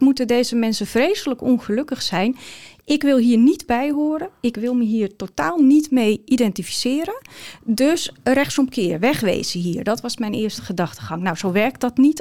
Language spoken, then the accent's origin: Dutch; Ursem, North Holland, Netherlands; also born or lived in Amstelveen / Amsterdam; now in Alkmaar, Netherlands; geboren in Amstelveen opgegroeid in Ursem